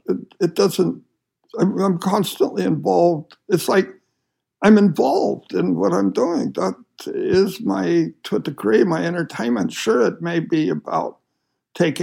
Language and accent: English; Utah, United States; moved away; I grew up in Utah